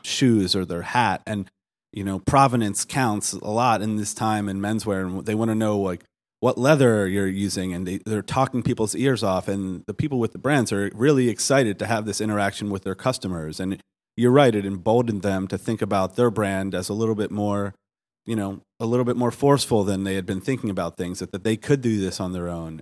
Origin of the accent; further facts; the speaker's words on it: Baltimore, Maryland, United States; I'm from Baltimore